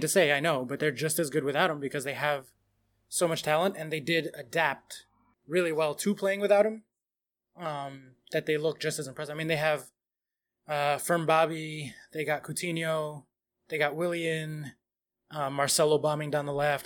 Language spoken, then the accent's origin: English; United States; I'm American